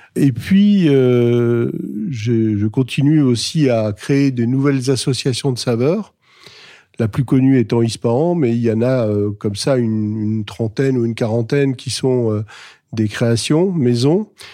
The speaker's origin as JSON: {"language": "French", "area": "Alsace", "region": "Grand Est", "country": "France", "tie": "born or raised there", "said": "est située en Alsace, à Wittenheim, donc dans ma région natale"}